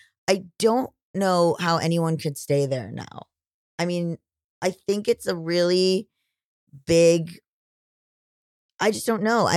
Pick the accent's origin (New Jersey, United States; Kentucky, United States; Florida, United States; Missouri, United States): Florida, United States; moved away; I'm from Florida, and it's never been a particularly progressive or good place. When I was growing up, gay people were not allowed to adopt